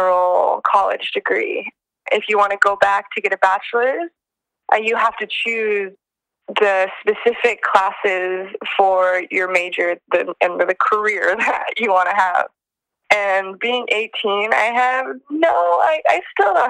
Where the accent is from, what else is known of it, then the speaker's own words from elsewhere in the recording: Northern California, United States; I'm from Northern California